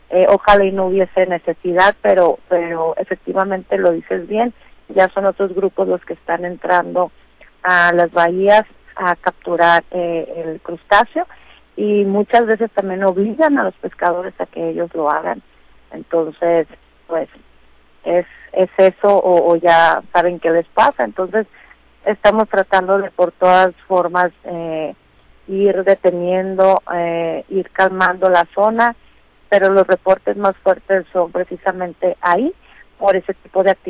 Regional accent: Los Mochis, Sinaloa, Mexico; moved away as an adult; also born or lived in Topolobampo / Mazatlán; now in Culiacán, Mexico; soy nacida en Topolobampo, criada en Los Mochis y este, políticamente engendrada en Mazatlán y la pesca me tiene aquí en Culiacán, así es que pues podemos decir que soy de todos los rincones de Sinaloa.

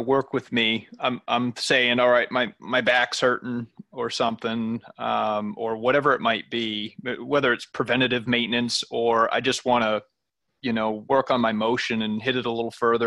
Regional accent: Biddeford, Maine, United States; growing up in Maine

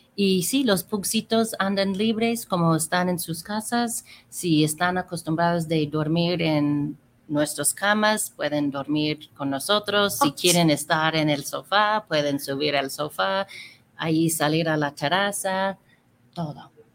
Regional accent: California, United States; moved away as an adult; also born or lived in Mexico; now in Guadalajara, Mexico; pues soy de California y tengo 32 años viviendo aquí en México

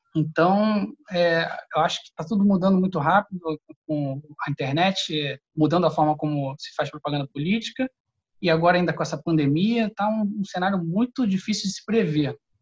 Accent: Rio de Janeiro, Brazil; now in São Paulo, Brazil; o Rio de Janeiro, que é a cidade onde eu nasci, um pouco de São Paulo, onde eu moro atualmente.

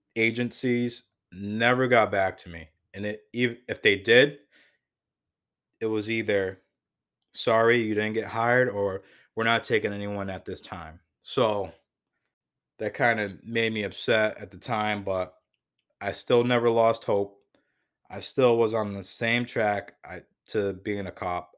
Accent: Waterbury, Connecticut, United States; also born or lived in New Hampshire; I was born and raised in Waterbury, Connecticut

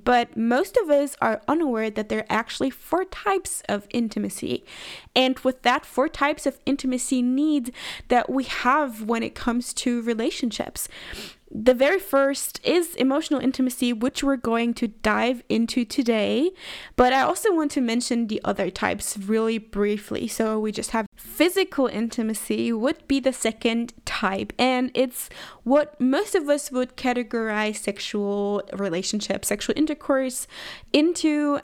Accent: Germany; moved away as an adult; also born or lived in Redding, California, United States; moved back to my hometown, a small town in Germany

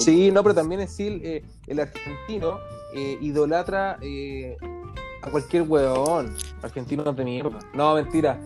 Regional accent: Chile; nosotros sí no respetamos tampoco como chilenos

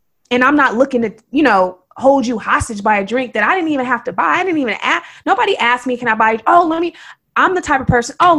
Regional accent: Oakland, California, United States; I'm from Oakland, and I've been here all my life.

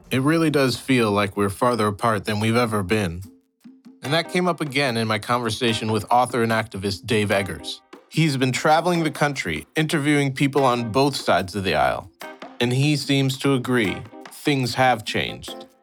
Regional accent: St. Louis, Missouri, United States; My parents are Tamils from Sri Lanka. But I was born and raised in St. Louis, Missouri

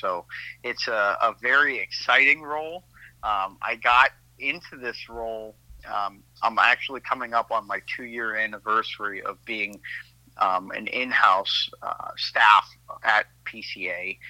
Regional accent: Erie, Pennsylvania, United States; moved away as an adult; now in Washington, D.C., United States; I am from originally Erie, Pennsylvania. At the Canadian border there. So grew up in a hockey town and, moved to Washington, D.C. about 10 years ago to go to grad school and have been here ever since. So I kind of call D.C. my home now

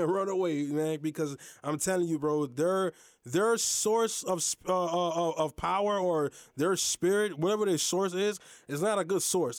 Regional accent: United States; I'm Haitian American. My mother and father, they were born in Haiti. I was born in America

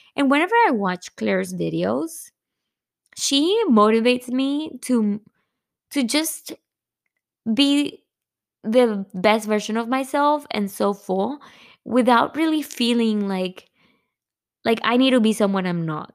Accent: Monterrey, Nuevo León, Mexico; moved away; I'm from Monterrey.

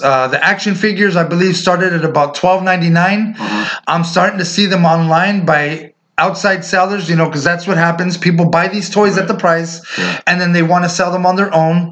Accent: Indio, California, United States; the street we grew up on in Indio, in the city we were born and raised

